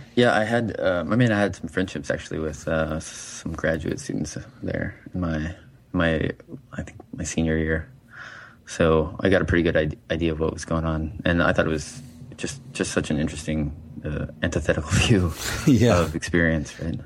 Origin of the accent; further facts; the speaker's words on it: Montana, United States; moved away as an adult; I'm coming from Montana